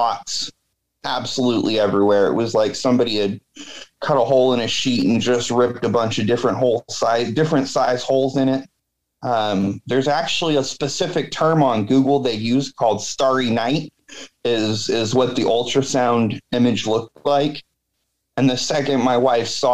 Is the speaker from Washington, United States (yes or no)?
yes; Washington, United States; I grew up in Washington